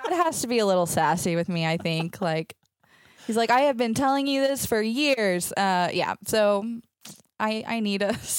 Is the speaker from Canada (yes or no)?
no; Athens, Texas, United States; moved away as an adult; now in Latvia; I grew up in East Texas in a tiny town called Athens. I'm one of six kids. So I grew up in a big family, just a lot of fun and craziness.